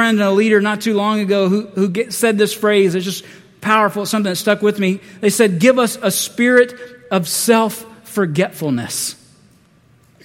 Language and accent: English; the South, United States; I'm from the South